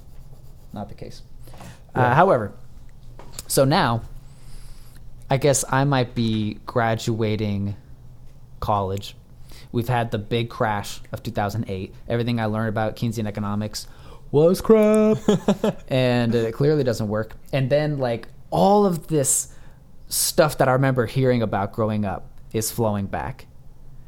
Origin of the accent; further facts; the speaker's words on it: the American South, United States; I'm growing up in America, in the South